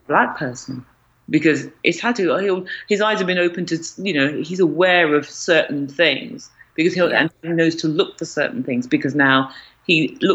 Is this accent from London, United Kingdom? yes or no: yes; London, United Kingdom; moved away as an adult; also born or lived in South East England / Scottish Borders / Edinburgh; I was brought up in East London, thankfully had very, very, very little racism